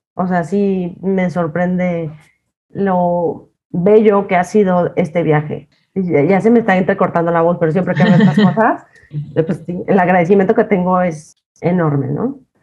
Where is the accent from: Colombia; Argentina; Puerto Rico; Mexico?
Mexico; Jalisco; moved away as an adult; now in Mexico City, Mexico; me encantan los mariscos como soy de Jalisco